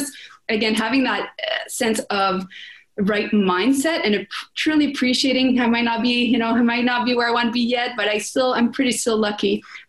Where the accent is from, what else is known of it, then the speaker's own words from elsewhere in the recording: France; accent: French; English is a second language; I was very self-conscious about, I'm French, my French accent, right?